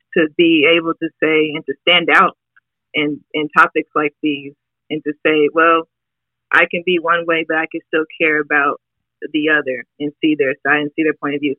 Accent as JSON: {"language": "English", "region": "Indiana", "country": "United States", "moved": "yes", "lives_now": "Houston, United States", "said": "I'm originally from Indiana"}